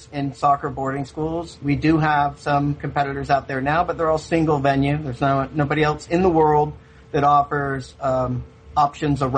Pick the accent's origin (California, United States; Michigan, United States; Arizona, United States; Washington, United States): California, United States; Sacramento; also born or lived in Spain; my high school coach and my youth coach growing up in Sacramento, California